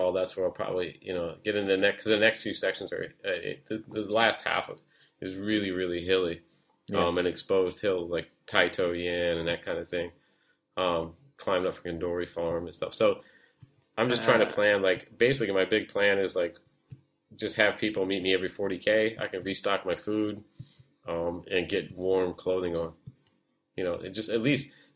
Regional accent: United States; now in Hong Kong; as an American

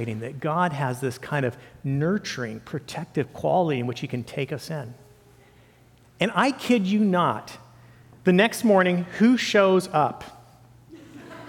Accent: Santa Cruz Mountains, California, United States; I grew up with newts in Santa Cruz Mountains area

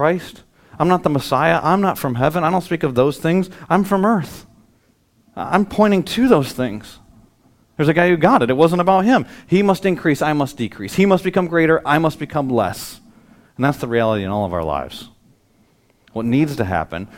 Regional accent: United States; as an American

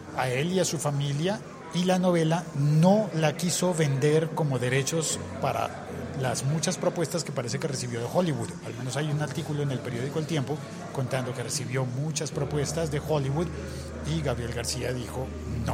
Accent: Colombia; como colombiano

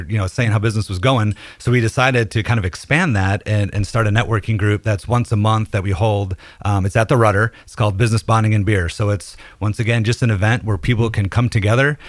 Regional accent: Detroit, Michigan, United States; moved away as an adult; also born or lived in Nashville, Tennessee; now in Hendersonville, United States; I'm originally from Detroit, moved to Nashville in 07

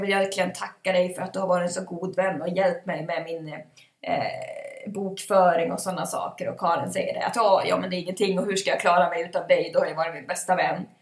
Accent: Ludvika, Dalarna County, Sweden; vi är ju från Ludvika.

